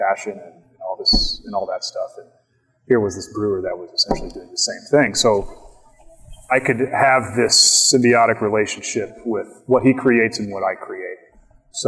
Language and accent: English; Bartlesville, Oklahoma, United States; I grew up in Bartlesville, Oklahoma